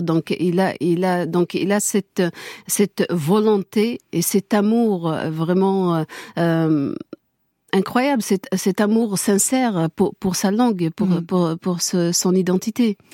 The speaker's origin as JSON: {"language": "French", "region": "Kabylie", "country": "Algeria", "first_language": "Kabyle", "second_language": "French", "said": "je, suis Kabyle. Je parle Kabyle. Ma langue maternelle est Kabyle"}